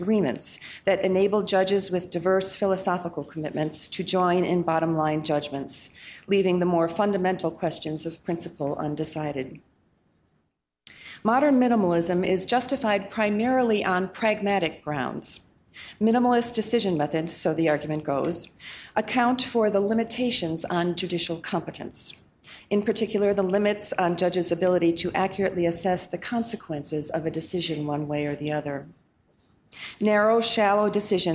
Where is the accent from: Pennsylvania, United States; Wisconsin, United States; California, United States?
Wisconsin, United States; my home state of Wisconsin